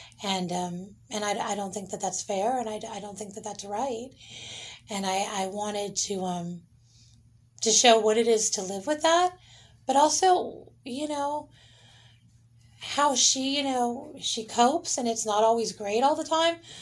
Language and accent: English; San Diego, California, United States; San Diego's my hometown